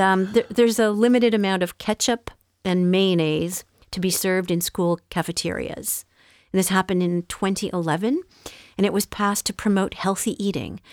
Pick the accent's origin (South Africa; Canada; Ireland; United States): Canada; Montreal, Quebec; moved away; where I grew up in Montreal